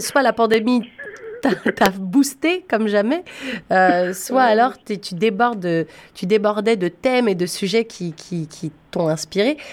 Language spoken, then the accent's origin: French; Ontario, Canada; en tant que francophones en Ontario, on est quand même en minorité